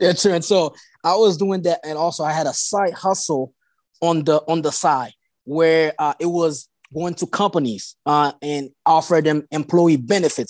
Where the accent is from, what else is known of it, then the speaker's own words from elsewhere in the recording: Haiti; English is a second language; now in Delaware, United States; I was born in Haiti